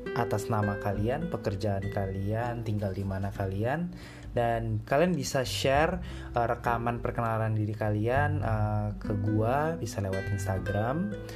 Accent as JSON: {"language": "Indonesian", "country": "Indonesia", "said": "gua kan Indonesia"}